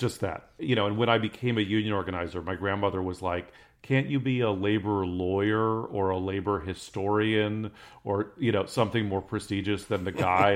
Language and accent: English; San Francisco, California, United States; growing up in San Francisco during the comedy boom, like, when I was in high school